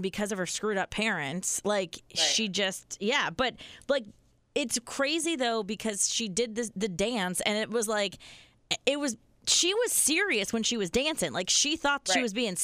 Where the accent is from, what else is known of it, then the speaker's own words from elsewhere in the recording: the Poconos, Pennsylvania, United States; we're from the Poconos